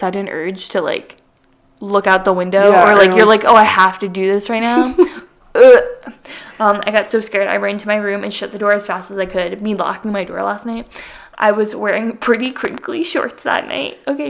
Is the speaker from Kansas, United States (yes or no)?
no; Southwest Connecticut, United States; I am from Southwest Connecticut